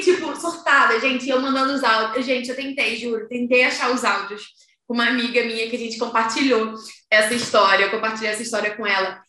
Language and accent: Portuguese; Rio de Janeiro, Brazil; now in Portugal; a gente ser do Rio